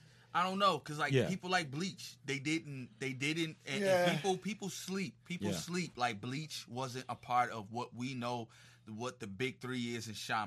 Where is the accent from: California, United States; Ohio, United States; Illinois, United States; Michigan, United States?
Illinois, United States; Chicago; I'm from Chicago.